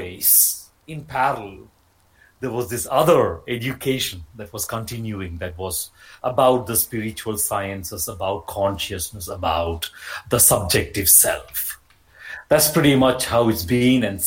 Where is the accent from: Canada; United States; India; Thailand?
India; Kerala; now in Italy; I was born in India, in Kerala